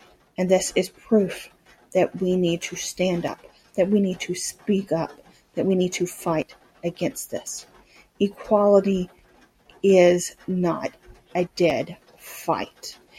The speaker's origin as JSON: {"language": "English", "region": "Louisiana", "country": "United States", "tie": "born or raised there", "said": "my home state of Louisiana."}